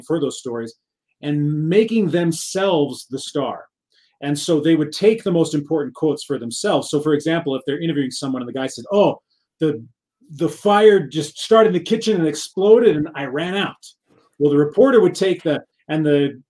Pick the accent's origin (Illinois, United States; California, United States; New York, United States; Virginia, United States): California, United States; Southern; I come from a large family. We grew up in Southern California